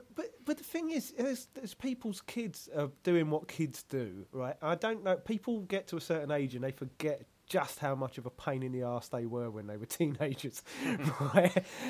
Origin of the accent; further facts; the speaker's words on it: Kent, South East England, United Kingdom; moved away; also born or lived in Huddersfield; I'm not from London. I, am from Kent